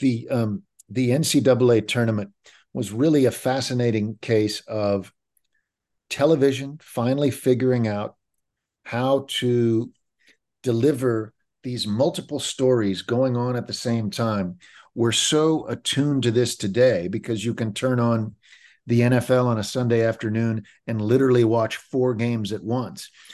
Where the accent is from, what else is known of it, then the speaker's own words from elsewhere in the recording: Kansas City, United States; When I was growing up in Kansas City in the mid seventies